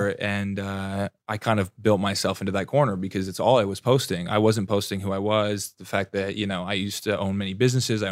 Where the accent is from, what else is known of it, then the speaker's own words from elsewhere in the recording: Burlington, Ontario, Canada; moved away as an adult; now in Los Angeles, United States; my hometown of Burlington, Ontario in Canada before I even moved